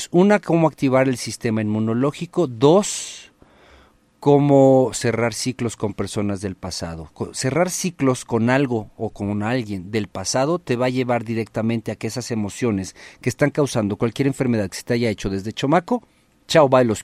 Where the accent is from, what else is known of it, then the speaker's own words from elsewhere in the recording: Acapulco, Guerrero, Mexico; Mi tierra, mi tierra querida para el mundo desde Acapulco. Comadres, compadres, estamos transmitiendo completamente en vivo desde Acapulco.